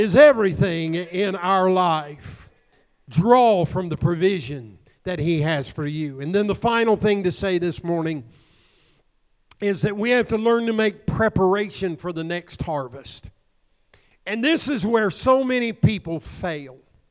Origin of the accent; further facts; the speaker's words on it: Southern Illinois, United States; the farmers that I grew up in Southern Illinois